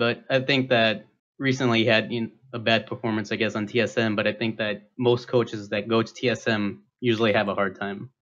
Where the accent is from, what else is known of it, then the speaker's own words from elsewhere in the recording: Iowa City, Iowa, United States; I'm from Iowa City, Iowa.